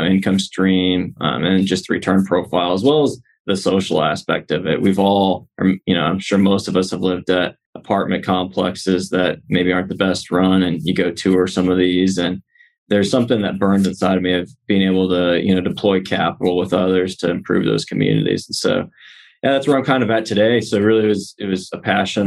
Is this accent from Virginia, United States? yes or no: no; St. Louis, Missouri, United States; moved away as an adult; now in Texas, United States; I'm originally from St. Louis